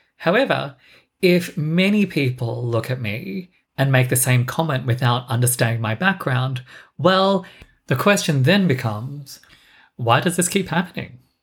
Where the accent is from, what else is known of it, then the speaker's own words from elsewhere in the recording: Australia; I was born in Australia